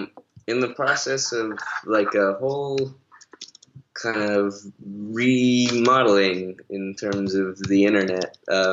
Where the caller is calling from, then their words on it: Boston, Massachusetts, United States; Boston. It's 8:25 p.m.